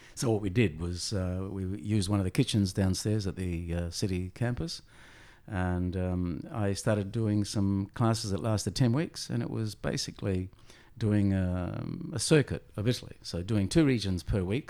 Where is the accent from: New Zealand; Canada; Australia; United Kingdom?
Australia; also born or lived in Messina, Sicily, Italy; I was nine years of age when we came here. And, um, yeah, so educated here